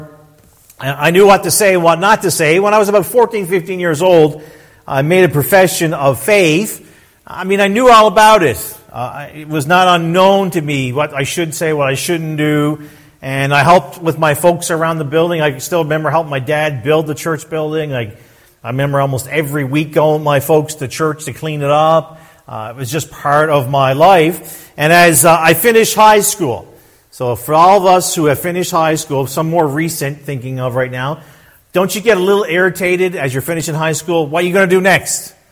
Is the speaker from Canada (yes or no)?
yes; Newfoundland and Labrador, Canada; I was born and raised in Newfoundland